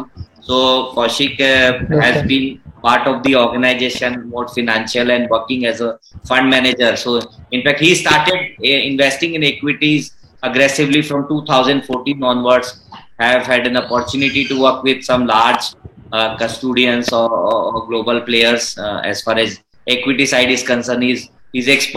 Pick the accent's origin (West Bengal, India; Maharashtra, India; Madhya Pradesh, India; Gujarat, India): Maharashtra, India; Pune; I am from Pune